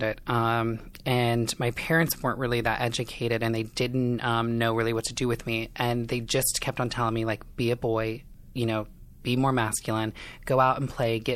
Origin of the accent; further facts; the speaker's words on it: Indiana, United States; moved away as an adult; now in Los Angeles, United States; I am from Indiana, small town. I kind of grew up in a trailer park situation.